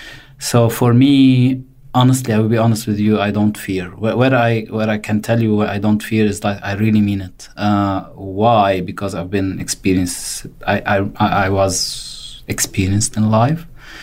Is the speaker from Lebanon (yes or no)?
yes; Ain Ebel, South Governorate, Lebanon; moved away as an adult; now in Australia; I am originally from Lebanon. I came to Australia like less than 3 years. Now I've been in Australia. I relocated from Lebanon to Australia with my family. I come from a Catholic family from a small village town called Ain Ebel from the south of Lebanon.